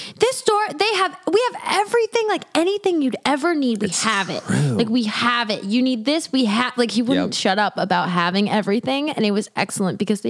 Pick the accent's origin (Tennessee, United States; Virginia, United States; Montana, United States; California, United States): Montana, United States; born or raised there; moved away